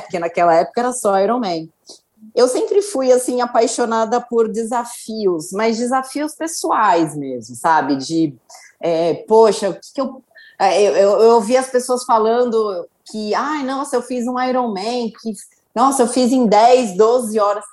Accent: Santos, São Paulo, Brazil; eu sempre morei em Santos, eu nasci em Santos

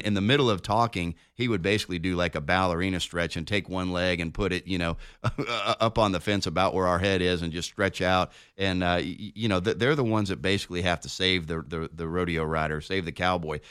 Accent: Denver, Colorado, United States; moved away; I'm, I'm from Denver. When you grew up, uh, in Denver.

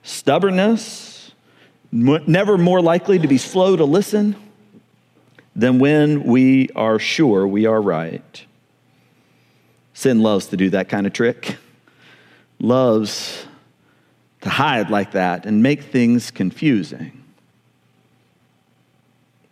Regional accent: American South, United States; I grew up in the American South

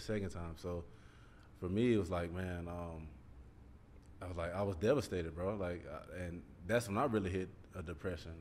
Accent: Columbus, Georgia, United States; coming from the neighborhood I came came from East Wind Lane, like I'm right around the block from um, Carver High School

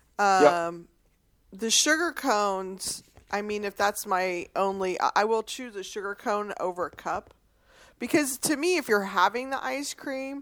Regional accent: Texas, United States; I'm from Texas

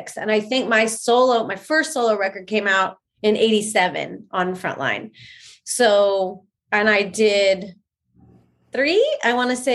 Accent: Anaheim, California, United States; I was born and raised in Anaheim

